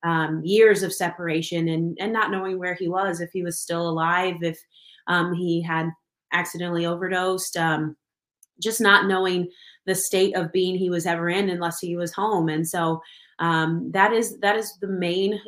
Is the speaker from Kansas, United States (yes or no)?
yes; Kansas City, Kansas, United States; I am from Kansas City. Kansas, on the Kansas side, and I've been here my whole life.